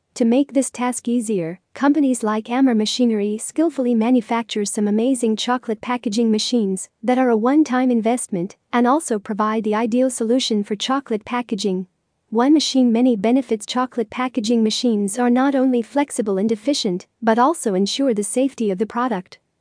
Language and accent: English; Lebanon; from Lebanon